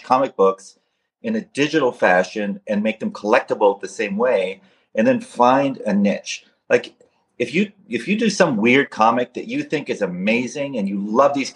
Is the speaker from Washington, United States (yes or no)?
yes; Seattle, Washington, United States; I grew up in Seattle